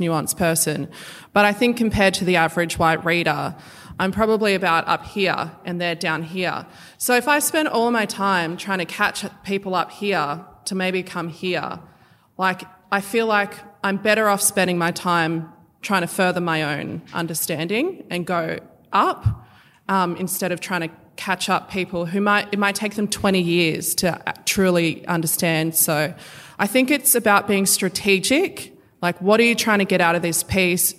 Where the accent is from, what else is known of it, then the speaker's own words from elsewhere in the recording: Australia; being a First Nation. I'm, you know, I'm from here